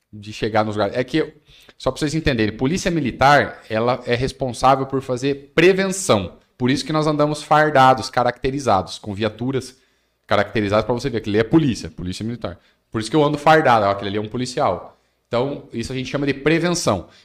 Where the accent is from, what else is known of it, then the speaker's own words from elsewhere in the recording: Maringá, Paraná, Brazil; Quando eu era criança lá em Maringá, era assim também casas abertas, o pessoal até altas horas da noite sentado na, na calçada.